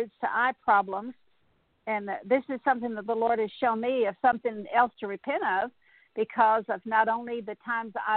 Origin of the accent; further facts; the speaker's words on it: South Texas, United States; I grew up in South Texas